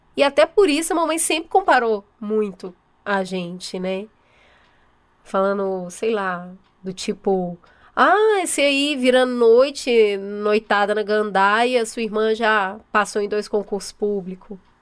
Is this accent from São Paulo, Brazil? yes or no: yes; São Paulo, Brazil; eu sou nascida e criada aqui mesmo em São Paulo, na, na capital